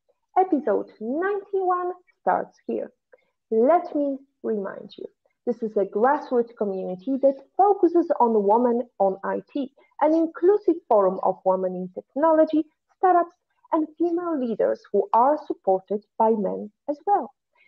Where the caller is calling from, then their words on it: Valletta, Malta; I'm tuning from Valletta, but actually, you're going to listen to us and watch us next week.